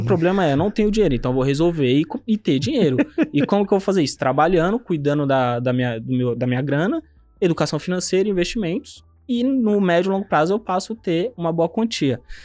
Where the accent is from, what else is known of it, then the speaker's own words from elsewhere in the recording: São Paulo, Brazil; nasci no João 23, aqui na Zona Oeste de São Paulo